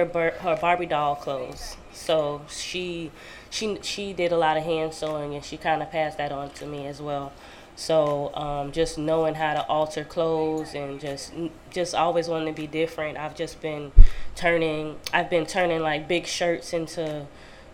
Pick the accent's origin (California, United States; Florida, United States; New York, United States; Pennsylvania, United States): Florida, United States; Sarasota; I'm from Sarasota.